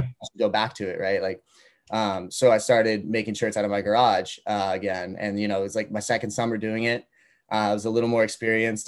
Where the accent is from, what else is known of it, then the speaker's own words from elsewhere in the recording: Duxbury, Massachusetts, United States; I grew up in Duxbury, Massachusetts, which is about an hour south